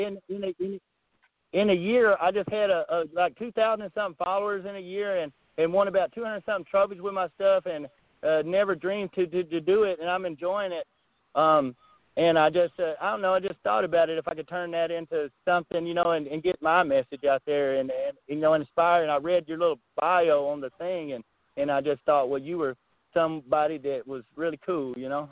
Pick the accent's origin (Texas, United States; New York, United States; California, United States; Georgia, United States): Texas, United States; I'm from Texas